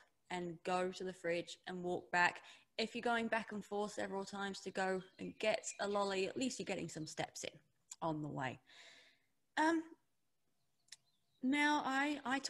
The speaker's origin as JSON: {"language": "English", "region": "England", "country": "United Kingdom", "moved": "yes", "lives_now": "New Zealand", "said": "I'm English. I live in New Zealand now, but growing up, it was always big, heavy meals"}